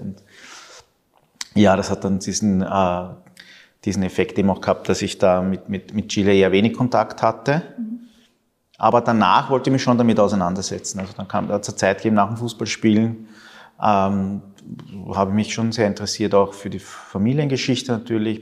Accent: Vienna, Austria; also born or lived in Argentina; ich bin ein Wiener mit lateinamerikanischen Wurzeln

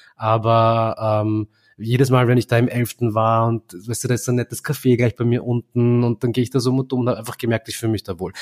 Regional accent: Vienna, Austria; Indien und Simmering oder Delhi und Simmering

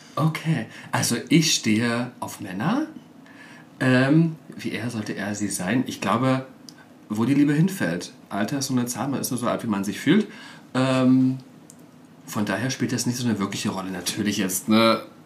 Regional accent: Cottbus, Brandenburg, Germany; moved away as an adult; in Cottbus, in meiner Heimatstadt

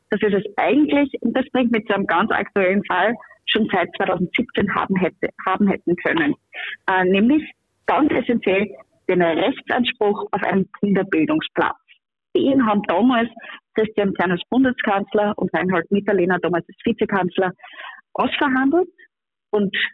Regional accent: Upper Austria, Austria; wie auch in meinem Heimatbundesland Oberösterreich

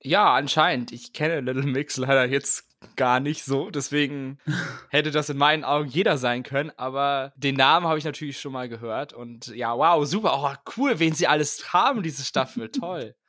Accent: Germany

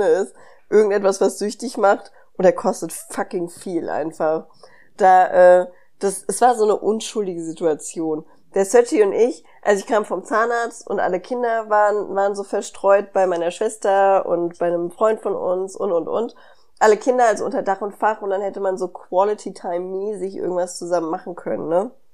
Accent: Hanau, Hesse, Germany; ich bin ja in Hanau groß geworden

